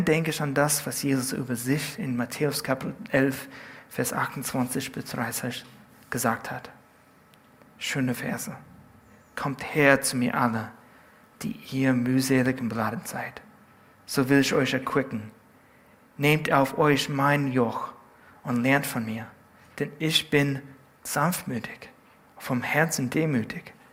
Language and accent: German; California, United States; In Südkalifornien, wo ich herkomme, gibt es Leute, die behaupten, Surfer zu sein.